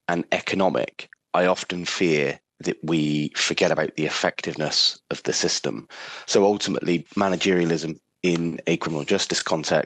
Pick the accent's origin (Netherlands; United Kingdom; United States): United Kingdom; England; Being English